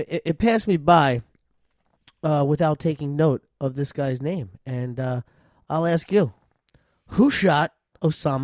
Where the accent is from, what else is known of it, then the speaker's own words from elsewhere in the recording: United States; being a proud American.